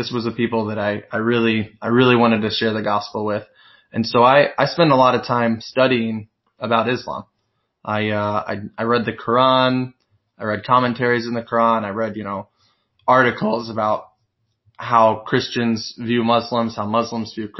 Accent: Missouri, United States; moved away as an adult; also born or lived in Bronx, New York; now in New York, United States; I'm from Missouri, and when I moved to the Bronx

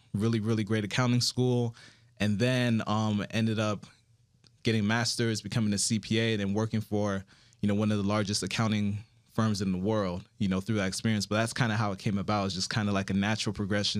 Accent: Miami, Florida, United States; also born or lived in Broward County, Florida; I'm originally from South Florida, Miami, Florida, specifically, and my parents are Haitian

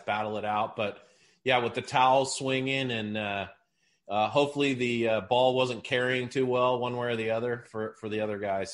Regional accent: Seattle, Washington, United States; growing up in Seattle, followed the Mariners

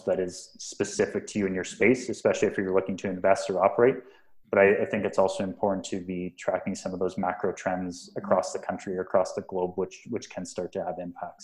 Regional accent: Western Canada, Canada; moved away as an adult; also born or lived in Texas; now in Toronto, Canada; growing up in Western Canada

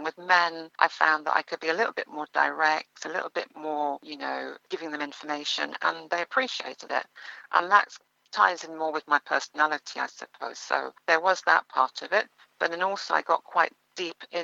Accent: London, United Kingdom; also born or lived in Ealing / Jamaica (parents); my parents moved to northwest London. They moved to Neasden. So I grew up in Neasden all my life

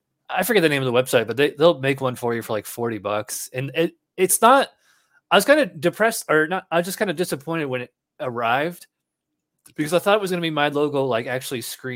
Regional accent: Schenectady, New York, United States; I'm actually from upstate New York. I'm from Schenectady, which is right next to Albany.

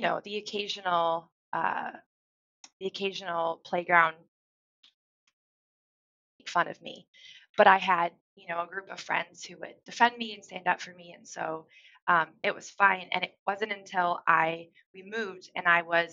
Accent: Central Oregon, United States; also born or lived in California; When we moved from California to Oregon

